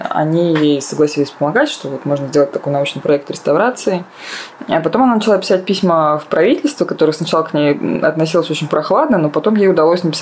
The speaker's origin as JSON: {"language": "Russian", "town": "Saratov", "region": "Saratov Oblast", "country": "Russia", "moved": "yes", "said": "Да, из Саратова я приехала 10 лет назад, но продолжаю туда э, часто есть"}